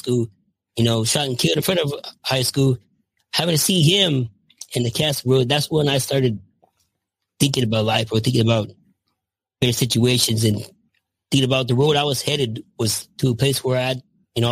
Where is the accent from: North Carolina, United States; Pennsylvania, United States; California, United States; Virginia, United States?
California, United States; Los Angeles; also born or lived in Michigan; now in Visalia, United States; I grew up in the San Fernando Valley, just a normal kid